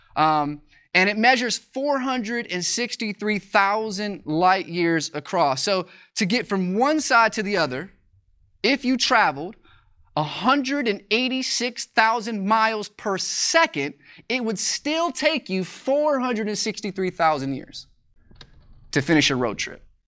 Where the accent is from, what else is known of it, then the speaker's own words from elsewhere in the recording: Joliet, Illinois, United States; moved away; my hometown, it's in Joliet, Illinois